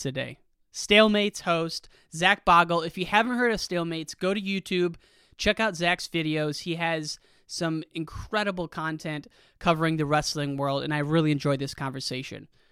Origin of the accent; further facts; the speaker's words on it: United States; now in Chicago, United States; I'm from a small town right in the Quad City area. about six thousand people